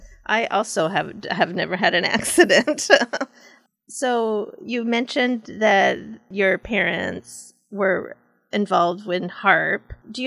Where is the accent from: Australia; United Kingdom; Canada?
Canada; moved away; Just speaking from someone that also grew up in a snowy climate, I grew up in Canada